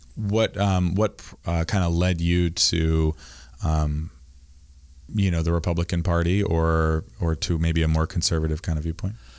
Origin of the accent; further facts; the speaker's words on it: Camden, Maine, United States; I grew up here in Camden